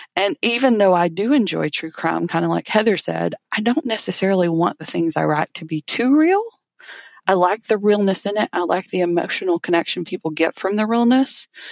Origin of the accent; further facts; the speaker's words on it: Alabama, United States; I'm from Alabama.